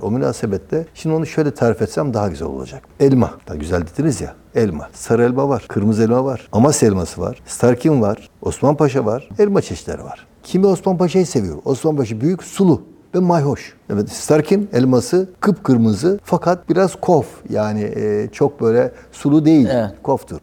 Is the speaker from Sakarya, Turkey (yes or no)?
yes; Geyve, Sakarya, Turkey; Geyve'liyim aynı zamanda.